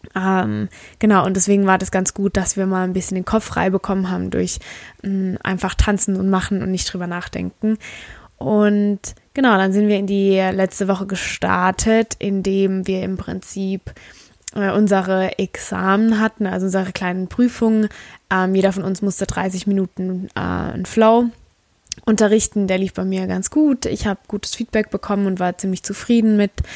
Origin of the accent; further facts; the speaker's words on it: Germany; wir sind aus Deutschland